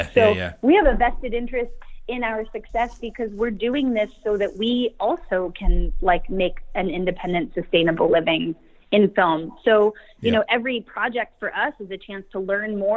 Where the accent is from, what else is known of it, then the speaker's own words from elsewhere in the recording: Sacramento, California, United States; I'm from Sacramento